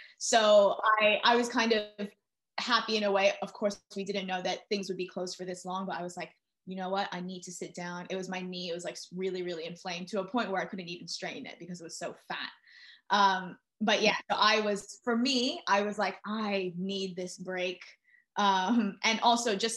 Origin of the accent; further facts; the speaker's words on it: New York City, New York, United States; moved away as an adult; now in London, United Kingdom; I'm originally from New York City. I was born and raised there. I moved to London